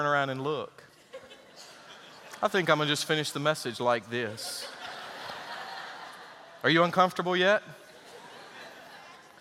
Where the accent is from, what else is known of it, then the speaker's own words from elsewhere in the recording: Greensboro, North Carolina, United States; moved away; also born or lived in Williamsburg, Virginia; as a young boy, a small country church outside of Greensboro, North Carolina